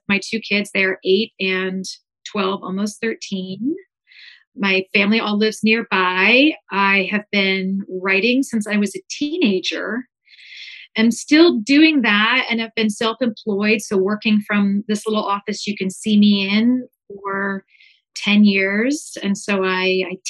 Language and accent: English; Columbus, Ohio, United States; I grew up in Columbus, Ohio, and I'm still here